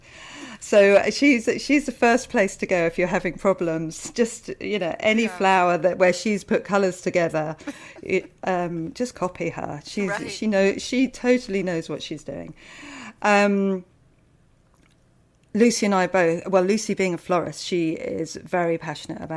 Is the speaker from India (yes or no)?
no; United Kingdom; I'm British